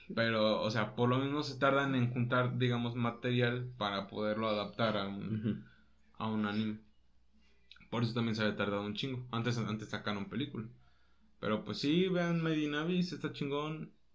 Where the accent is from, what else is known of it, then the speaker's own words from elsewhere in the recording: Mexico; aquí nosotros somos mexicanos